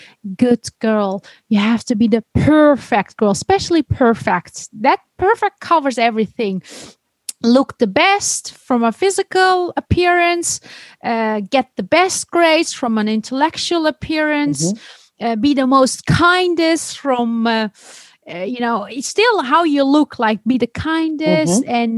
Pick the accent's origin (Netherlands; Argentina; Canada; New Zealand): Netherlands; also born or lived in Istanbul, Turkey / Denmark; growing up in the Netherlands with the Christian and atheist vision